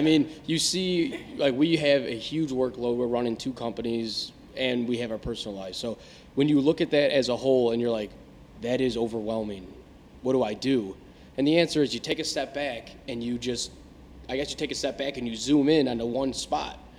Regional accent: Tinley Park, Illinois, United States

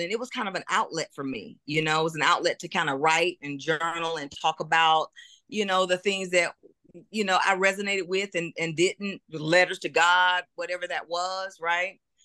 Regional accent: Augusta, Georgia, United States; moved away as an adult; now in Atlanta, United States; I'm originally from Augusta, Georgia

